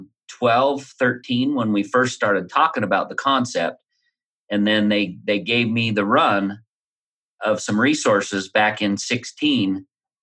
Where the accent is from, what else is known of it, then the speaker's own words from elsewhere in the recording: Utah, United States; growing up around Utah, you get pitched all kinds of MLMs